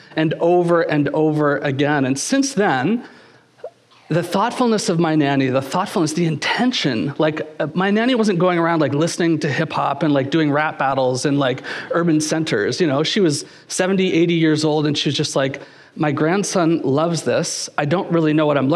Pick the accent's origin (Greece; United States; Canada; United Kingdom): Canada; Kingston, Ontario; I was just a kid growing up in Kingston, Ontario